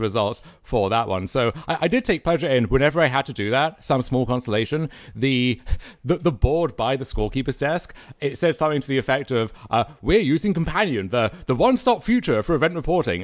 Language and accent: English; Canada; being Canadian